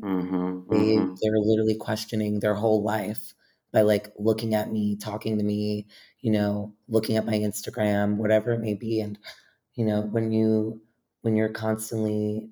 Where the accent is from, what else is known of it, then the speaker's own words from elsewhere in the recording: New York City, New York, United States; growing up in New York